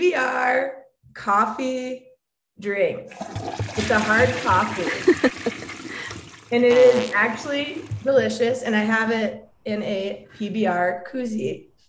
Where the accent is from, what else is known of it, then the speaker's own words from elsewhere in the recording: Ohio, United States; now in Colorado Springs, United States; I currently live in Colorado Springs, but I'm from Ohio